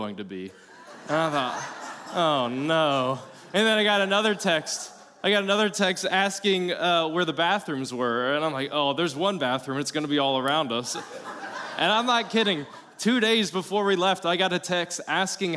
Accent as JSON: {"language": "English", "region": "South Carolina", "country": "United States", "moved": "yes", "lives_now": "Florida, United States", "said": "I'm from South Carolina, so not native Floridian, so I backpacked growing up"}